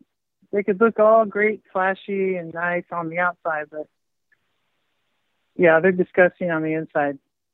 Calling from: California, United States; I'm calling from California, the commie state.

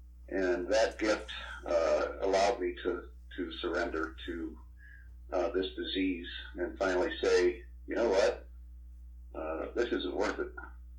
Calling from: Apple Valley, Minnesota, United States; I'm calling from Apple Valley, Minnesota, in the United States of America.

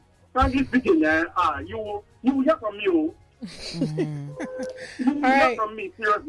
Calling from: Lagos, Nigeria; I'm calling from Lagos.

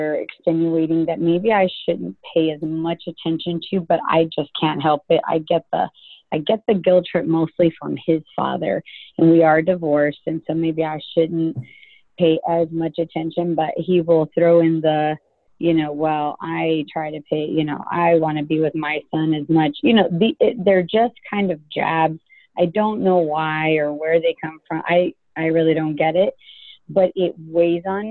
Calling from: Dallas, Texas, United States; I'm calling actually from Dallas.

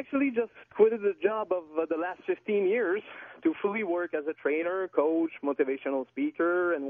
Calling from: Quebec, Canada; accent: little accent; first language French; English is a second language; Well, I'm calling from Quebec, in fact.

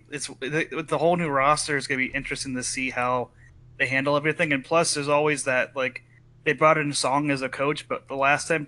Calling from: Idaho, United States; I'm calling from Idaho. Idaho.

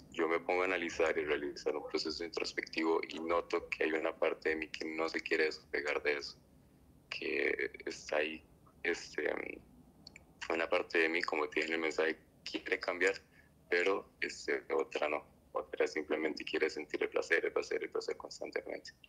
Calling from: Costa Rica; soy de Costa Rica.

